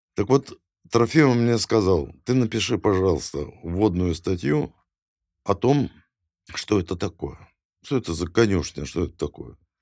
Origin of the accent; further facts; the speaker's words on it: Kyiv, Ukraine; moved away; also born or lived in Saint Petersburg / Moscow; я киевлянин